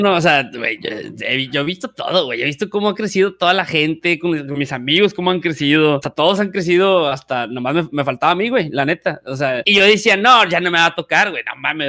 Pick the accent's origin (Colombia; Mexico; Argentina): Mexico; Valle Hermoso, Tamaulipas; soy de un pueblito llamado Vallehermoso, Tamaulipas